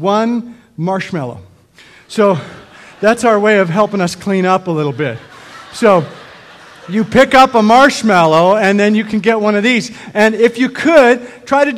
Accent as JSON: {"language": "English", "country": "Canada", "tie": "born or raised there", "said": "I grew up in Canada"}